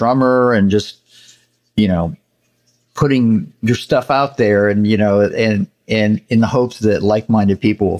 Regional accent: Santa Barbara, California, United States; also born or lived in Los Angeles; I spent most of my childhood in Santa Barbara. My parents moved there when I think I was about five, and I was there through, I guess, my early 20s.

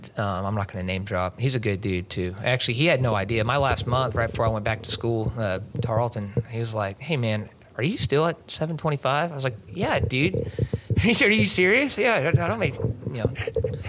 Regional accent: Azle, Texas, United States; also born or lived in Stephenville, Texas; I was actually born in Stephenville. I was an accident. My parents met at college. And, I was a college baby. But ended up moving out of there, went to Azle.

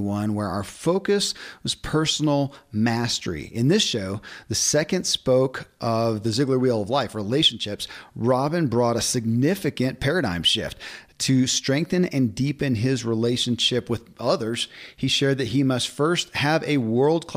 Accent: Kentucky, United States; born or raised there

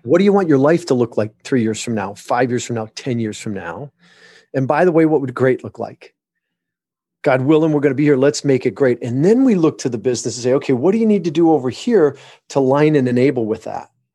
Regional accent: Michigan, United States; born or raised there; moved away; also born or lived in Southern California

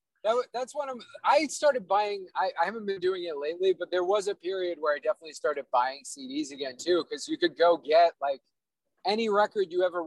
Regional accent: New York City, New York, United States; I'm from Staten Island.

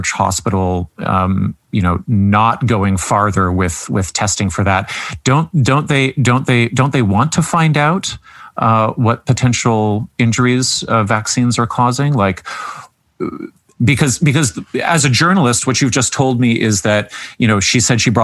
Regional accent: Canada; being the Canadian on staff

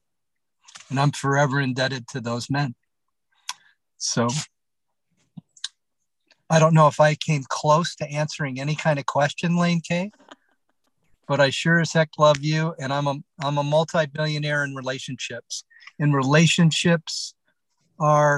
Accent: Detroit, Michigan, United States; growing up in Detroit

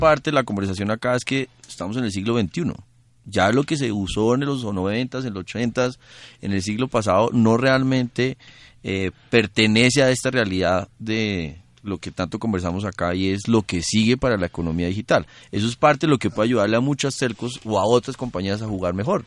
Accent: Colombia; como todo colombiano

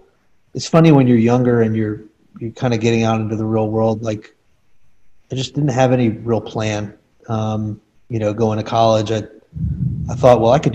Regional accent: Charlotte, North Carolina, United States; moved away as an adult; also born or lived in New York / Greenville, North Carolina; now in Atlanta, United States; I was born in New York. My family is all from New York and Long Island, but my mother's company moved to Charlotte when I was two, or relocated to Charlotte with a major branch. Okay. So I grew up in Charlotte, grew up in the South

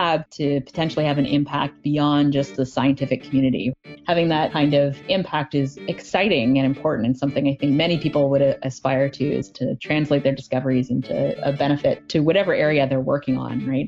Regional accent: Toronto, Ontario, Canada; I grew up in Toronto.

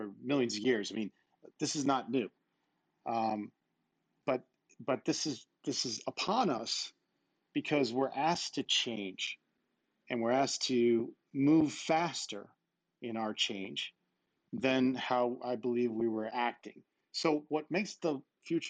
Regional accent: Babylon, New York, United States; moved away; I was a kid from Babylon, Long Island

